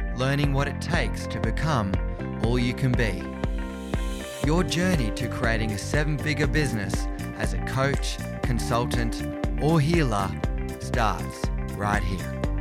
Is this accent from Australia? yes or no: yes; Central Coast, north of Sydney, New South Wales, Australia; I grew up on the Central Coast, about two hours north of Sydney